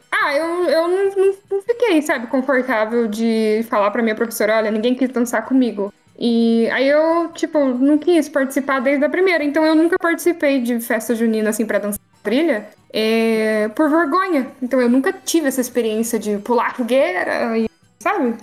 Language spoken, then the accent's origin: Portuguese; Caçapava, São Paulo, Brazil; eu tô aí no Vale do Paraíba, que é onde eu nasci e fui criada